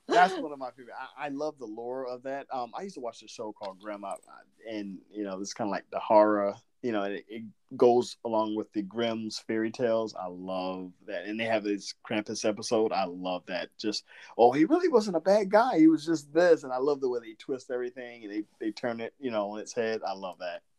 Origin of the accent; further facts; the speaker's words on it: Southern Georgia, United States; I'm from I'm from Southern Georgia, but my mom was from New York and I've got like this little weird thing that goes in and out